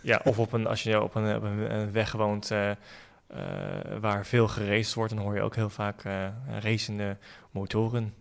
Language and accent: Dutch; The Hague, South Holland, Netherlands; ik ben eh, geboren en getogen in Den Haag